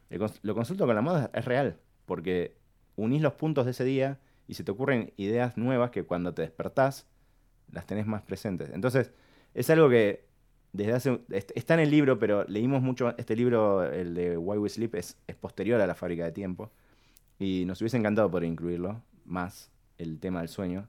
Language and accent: Spanish; Argentina; somos latinos, somos argentinos